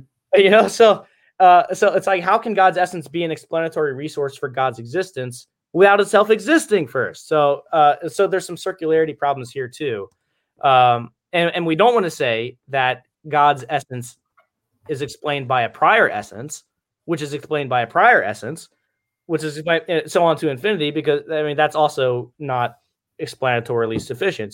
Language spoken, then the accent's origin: English; Cincinnati, Ohio, United States; also born or lived in Michigan; I'm from Cincinnati